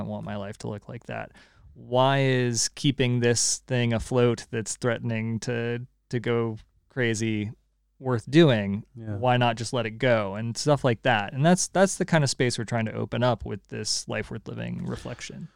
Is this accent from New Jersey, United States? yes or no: no; California, United States; now in Connecticut, United States; I'm still a Californian